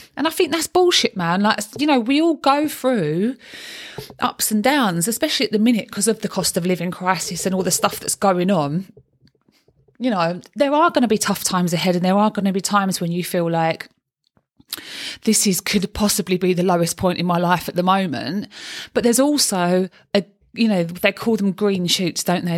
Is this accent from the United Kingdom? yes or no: yes; London, United Kingdom; accent: Cockney; I'm a Cockney